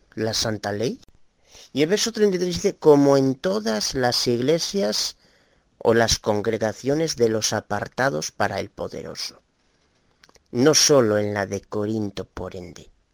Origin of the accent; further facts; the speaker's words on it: Galicia, Spain; Soy de Galicia